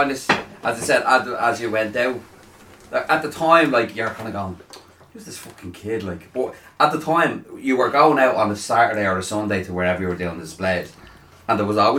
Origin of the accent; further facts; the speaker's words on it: Ireland; one of the really good things about being Irish, and one of the really shit things about being Irish